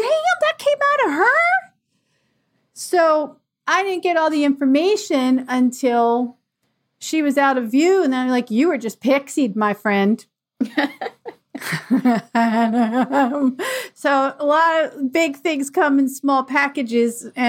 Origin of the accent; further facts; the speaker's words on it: Bucks County, Pennsylvania, United States; I grew up in Bucks County, Pennsylvania